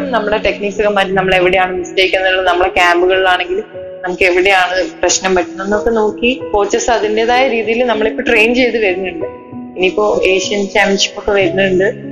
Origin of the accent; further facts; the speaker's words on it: Vadakara, Kerala, India; നാട്ടില് കോഴിക്കോട് വടകര എന്ന് പറഞ്ഞ സ്ഥലത്താണ് വീട്